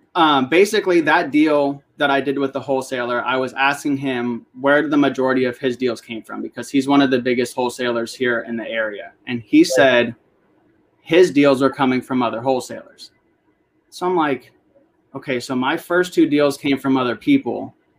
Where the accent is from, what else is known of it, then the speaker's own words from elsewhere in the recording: Northern Virginia, United States; I grew up here in Northern Virginia